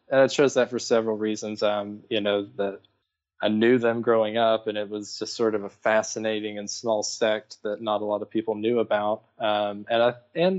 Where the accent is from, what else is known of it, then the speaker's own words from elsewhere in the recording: Parrottsville, Tennessee, United States; I grew up in East Tennessee in a little town called Parrotsville. It's near Knoxville.